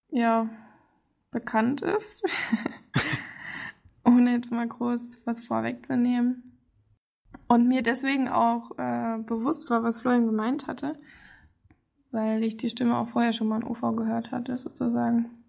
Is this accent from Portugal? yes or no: no; United States; Ja, also vor allem, wenn man diese Insel kennt, als Amerikaner weiß man ja, worum es da geht.